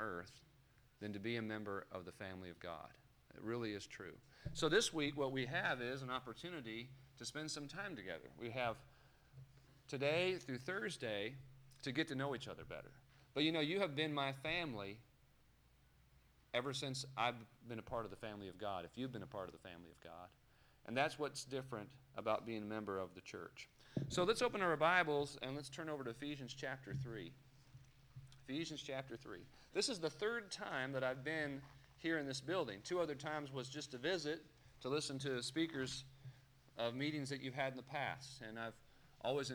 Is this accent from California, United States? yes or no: yes; Los Angeles, California, United States; moved away; I grew up in California. I grew up in Los Angeles